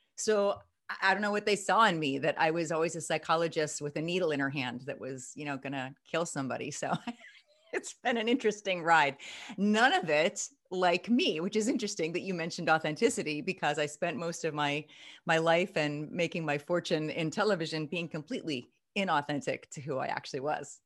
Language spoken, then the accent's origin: English; Midwest, United States; I'm from the Midwest